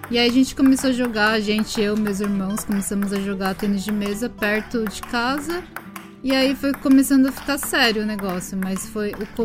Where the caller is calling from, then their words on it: Tokyo, Japan; Tóquio, Japão.